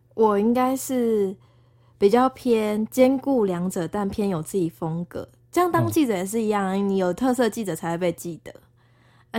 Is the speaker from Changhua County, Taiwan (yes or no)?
no; Tainan, Taiwan; moved away; also born or lived in Taipei; 我小时候很会讲台语，我台南人